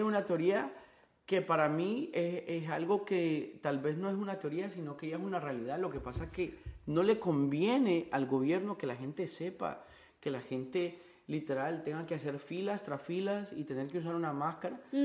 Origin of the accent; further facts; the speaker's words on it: Honduras; moved away as an adult; now in Miami, United States; yo soy de Honduras